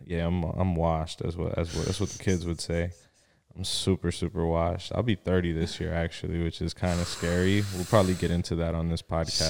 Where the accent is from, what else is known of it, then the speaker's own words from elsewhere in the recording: Miami, Florida, United States; also born or lived in Bridgeport, Connecticut / Pembroke Pines, Florida; my mom moved us down here to Miami. Um, was raised out here, went to school out in Miami and in, um, Pembroke Pines.